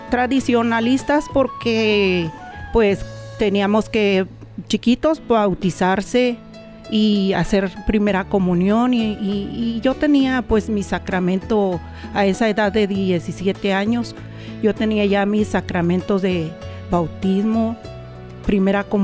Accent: Comonfort, Guanajuato, Mexico; moved away as an adult; also born or lived in Querétaro; eh, originaria pues de México, el estado Guanajuato. Mi pueblo se llama Comonfort, Guanajuato.

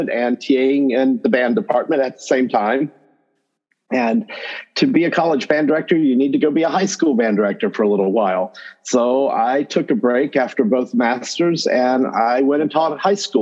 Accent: Northwest North Carolina, United States; accent: North Carolina accent; Southern accent; moved away as an adult; also born or lived in Illinois; I am North Carolina born and bred. So if you do hear a North Carolina accent or something that sounds like a Southern accent in there, I come by it honestly. I grew up in Northwest North Carolina

